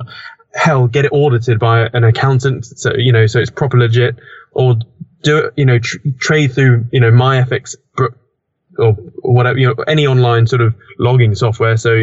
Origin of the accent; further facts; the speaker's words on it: United Kingdom; I'm British